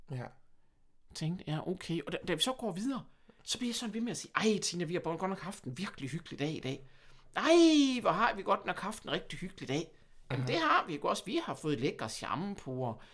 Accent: Horsens, Central Denmark Region, Denmark; accent: jysk; Jeg snakker jysk.

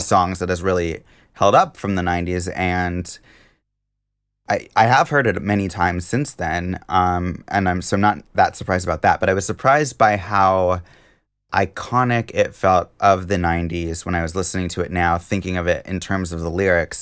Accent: Seattle, Washington, United States; Seattle, my hometown

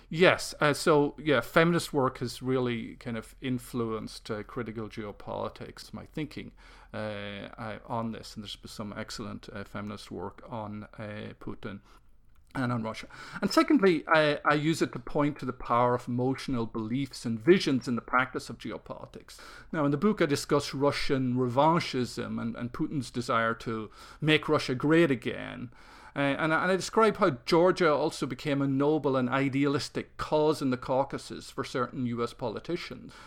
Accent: Ireland; growing up in Ireland

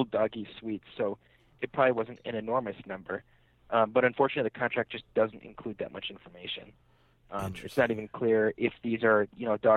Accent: the Bay Area, California, United States; moved away; I'm from the Bay

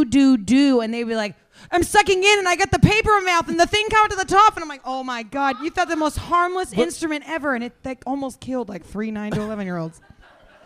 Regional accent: Kansas City, Missouri, United States; now in Austin, United States; I'm from Kansas City

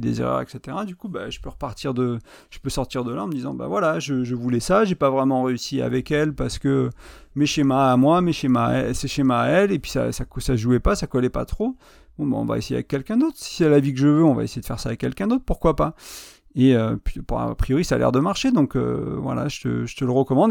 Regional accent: France; moved away as an adult; also born or lived in Ireland; je suis arrivé en novembre 2020 en France

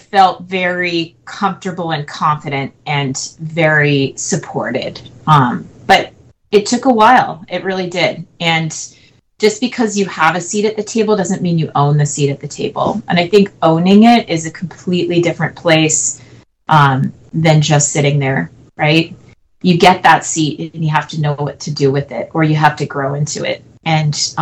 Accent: New Jersey, United States; I'm from New Jersey

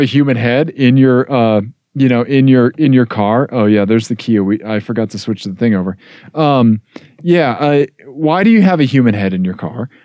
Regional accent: Missouri, United States; growing up in Missouri

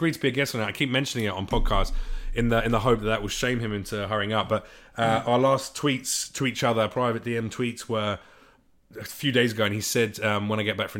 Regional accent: United Kingdom; No, I'm British. We learn all that stuff.

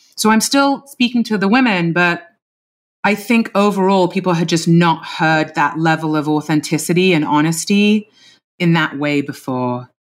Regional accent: London, United Kingdom; moved away; teenage years of my life growing up in London in the nineties.

